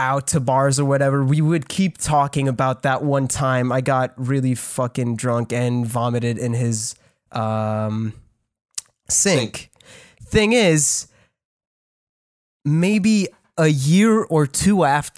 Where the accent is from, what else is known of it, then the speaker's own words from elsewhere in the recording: Canada; I'm French. I'm Canadian